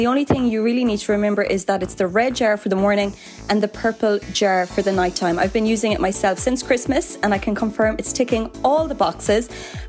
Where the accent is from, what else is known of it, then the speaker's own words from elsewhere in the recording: Cork, County Cork, Ireland; Like, from being from Cork, I sometimes feel ashamed that my accent is neutraling down or something. When people say to me, they're like, oh, I wouldn't have said Cork for you now. I'm like, no, it has to be Cork.